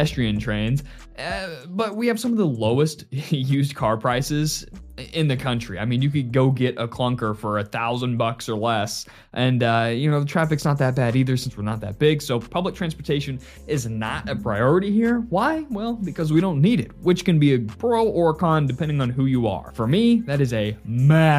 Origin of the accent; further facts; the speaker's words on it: Springfield, Missouri, United States; born and raised in Springfield, Missouri